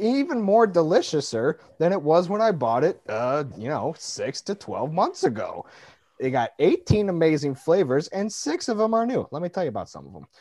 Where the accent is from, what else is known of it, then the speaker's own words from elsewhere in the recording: Detroit, Michigan, United States; growing up in Detroit